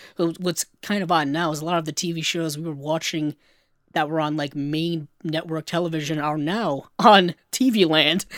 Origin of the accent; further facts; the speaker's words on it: Rhode Island, United States; my home state of Rhode Island.